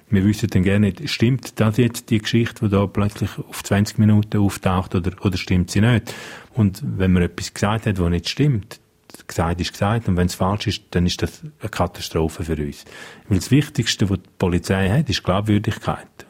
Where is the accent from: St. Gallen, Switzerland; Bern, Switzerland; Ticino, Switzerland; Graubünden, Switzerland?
Graubünden, Switzerland; first language Romansh; German is a second language; now in Zürich, Switzerland; Ich bin da aufgewachsen, ich gehöre daher, meine Muttersprache ist und bleibt romanisch. Ich, ich fühle mich auch da verbunden. Ich will aber auch Zürich nicht missen. Ich finde Zürich eine unglaublich schöne und spannende Stadt. Also ich glaube, jeder, der vom Engadin mal auf Zürich kommt